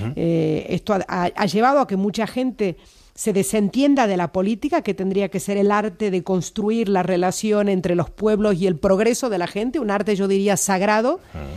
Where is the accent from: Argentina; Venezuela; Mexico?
Argentina; now in Spain; tengo mis raíces en Argentina y soy irrenunciablemente argentina